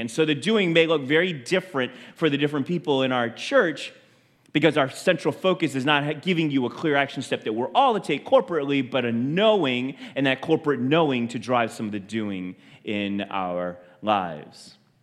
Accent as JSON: {"language": "English", "country": "United States", "tie": "born or raised there", "said": "to be Chinese and feel like uh, born in this country and to feel like I don't belong anywhere. I'm not American, I'm not Chinese"}